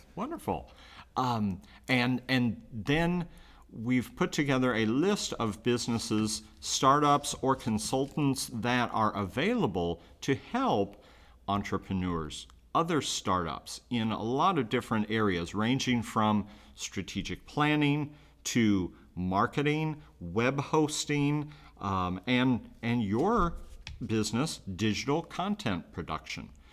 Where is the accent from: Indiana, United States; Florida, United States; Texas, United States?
Indiana, United States; Muncie; moved away as an adult; now in Richmond, United States; I'm originally from Muncie